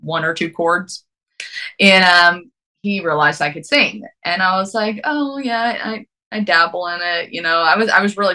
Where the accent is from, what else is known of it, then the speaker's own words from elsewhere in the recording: Lexington, Kentucky, United States; I'm from Lexington, Kentucky originally, urban capital of the world.